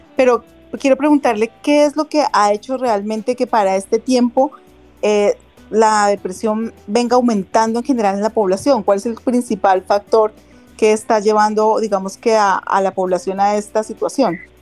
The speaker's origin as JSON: {"language": "Spanish", "country": "Colombia", "said": "como colombianos"}